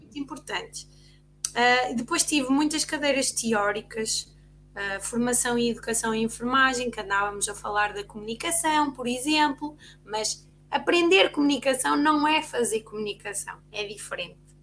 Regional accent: Ovar, Aveiro District, Portugal; nós somos do OVAR

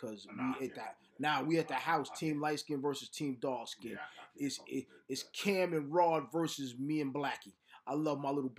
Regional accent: New York, United States; I'm from New York and I'm in my 50s.

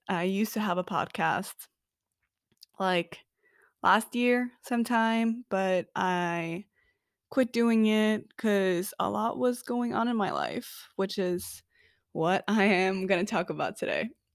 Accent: Oslo, Norway; I am originally from Oslo, Norway

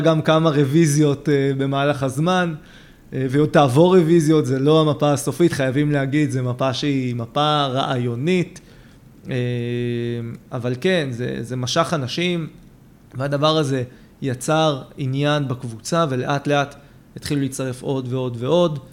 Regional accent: Israel; אני גדלתי בבית מאוד ציוני. Mm-hmm. בית מאוד שורשי פה בארץ

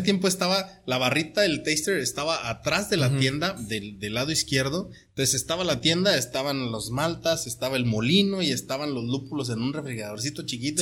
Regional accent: Torreón, Coahuila, Mexico; moved away as an adult; also born or lived in Sierra Tarahumara; now in Tijuana, Mexico; mi tierra, yo soy de Torreón, Coahuila

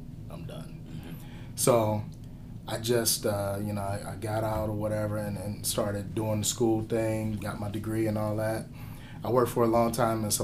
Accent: Cleveland, Ohio, United States; moved away; I was born and raised in Cleveland

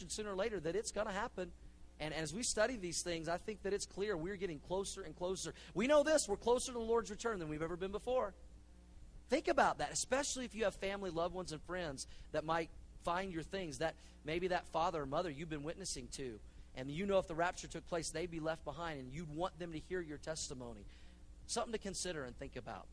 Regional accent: Oklahoma, United States; I grew up in Oklahoma

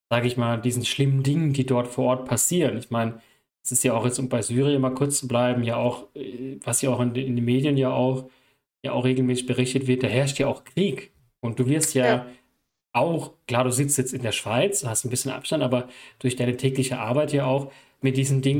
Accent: Gambia; German is a second language; das ist nicht selbstverständlich bei uns in Gambia

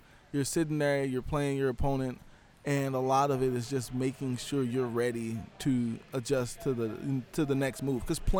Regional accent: St. Louis, Missouri, United States; moved away; Back in St. Louis, that's my hometown.

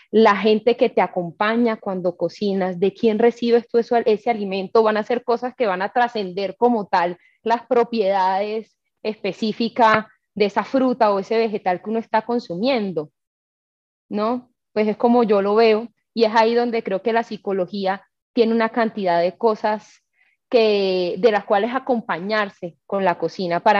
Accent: Caribbean coast, Colombia; Soy costeña, eh, nací en una familia materna, eh, costeña, con unas raíces muy arraigadas y creo que eso me marcó.

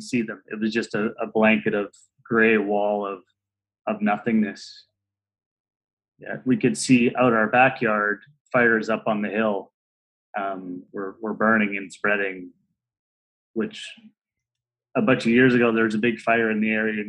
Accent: Merritt, British Columbia, Canada; moved away as an adult; now in Kamloops, Canada; I grew up in Merritt, which is only an hour away. That's where I was till I was 20.

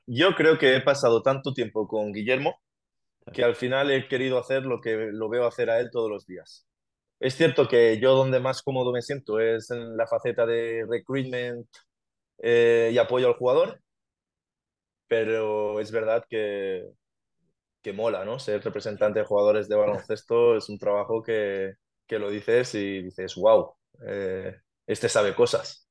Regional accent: Genovés, Valencian Community, Spain; yo empecé a jugar en mi pueblo, en Genovés

